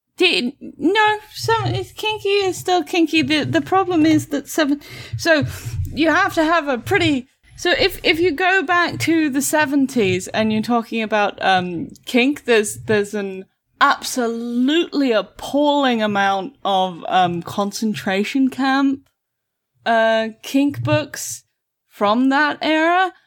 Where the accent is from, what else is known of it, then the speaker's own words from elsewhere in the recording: United Kingdom; I am the best British person ever.